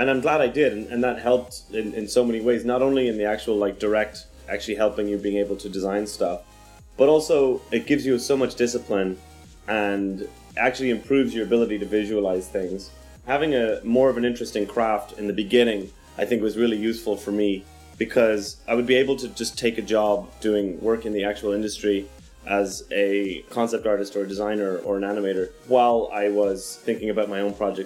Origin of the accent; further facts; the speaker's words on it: Kilkenny, Leinster, Ireland; now in Los Angeles, United States; I'm an artist and a filmmaker based in Los Angeles, California, originally from Kilkenny